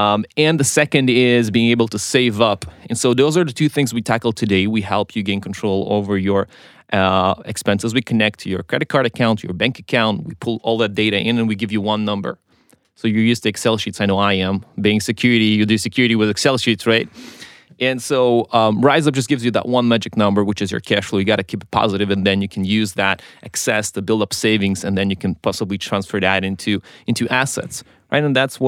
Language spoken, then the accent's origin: English; Israel; I was raised on technology in Israel